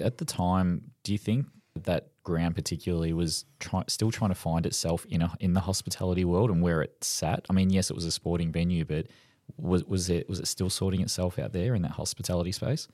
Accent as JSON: {"language": "English", "town": "Melbourne", "region": "Victoria", "country": "Australia", "tie": "born or raised there", "said": "I grew up in Esquivel"}